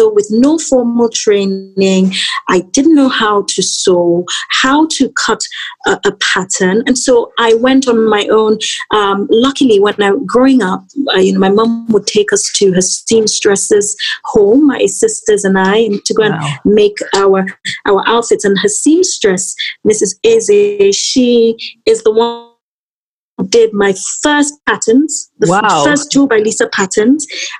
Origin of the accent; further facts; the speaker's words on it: Nigeria; as a Nigerian brand, and my brand being so infused with my culture, my aesthetical, you know, my design direction being so infused with my culture